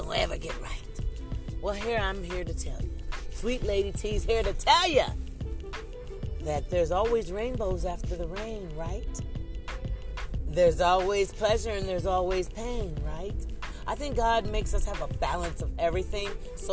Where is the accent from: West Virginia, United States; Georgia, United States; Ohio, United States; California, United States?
Ohio, United States; moved away; I'm originally from Ohio